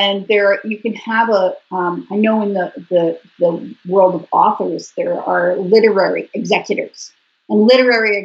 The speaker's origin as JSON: {"language": "English", "country": "Canada", "said": "I'm Canadian"}